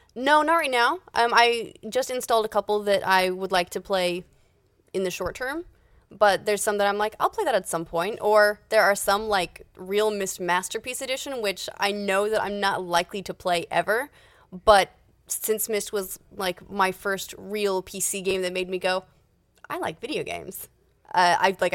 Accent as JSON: {"language": "English", "region": "Utah", "country": "United States", "said": "I'm from Utah."}